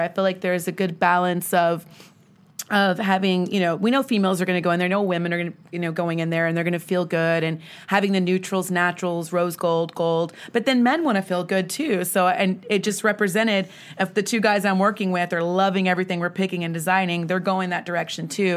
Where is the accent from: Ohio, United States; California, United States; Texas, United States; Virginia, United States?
Texas, United States; Grand Prairie; I'm born and raised in the D F W area. I grew up in Grand Prairie.